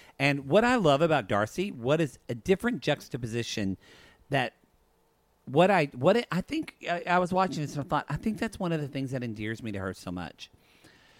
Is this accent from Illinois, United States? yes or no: no; Oklahoma, United States; I'm from Oklahoma